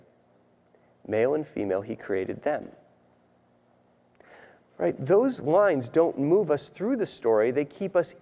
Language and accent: English; Rhode Island, United States; I grew up in Rhode Island.